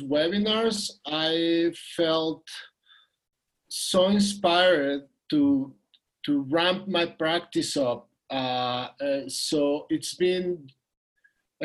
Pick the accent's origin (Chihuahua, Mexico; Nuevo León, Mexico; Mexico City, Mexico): Mexico City, Mexico; I'm from Mexico City. I'm here in Mexico City.